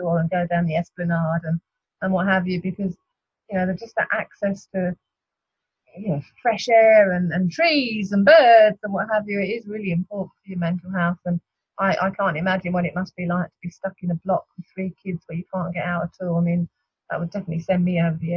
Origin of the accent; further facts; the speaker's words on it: United Kingdom; moved away as an adult; also born or lived in Argentina; now in Australia; I'm British, and I'll never be Australian